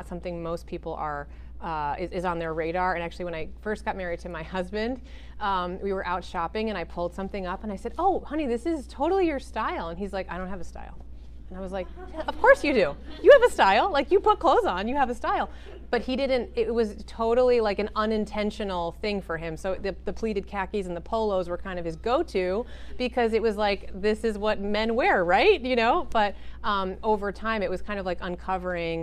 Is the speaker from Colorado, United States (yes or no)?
no; Connecticut, United States; also born or lived in New York; I was born in New York and I always lived close to there. So I have a lot of black in my closet because New Yorkers love their black. But I also grew up in Connecticut